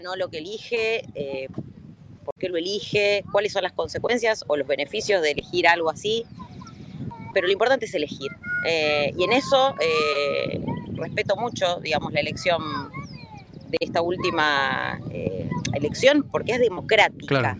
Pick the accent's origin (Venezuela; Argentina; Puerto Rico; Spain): Argentina; como argentinos y argentinas